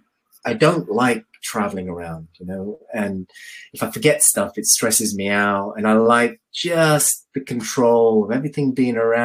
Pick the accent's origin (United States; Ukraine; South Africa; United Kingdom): United Kingdom; London; moved away as an adult; now in Birmingham, United Kingdom; I moved to Birmingham because I'm from London